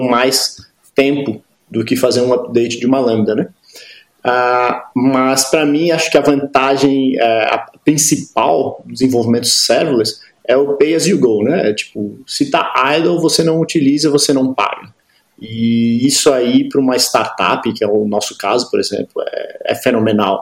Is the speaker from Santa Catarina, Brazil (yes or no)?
yes; Florianópolis, Santa Catarina, Brazil; moved away as an adult; now in Berlin, Germany; sou de Florianópolis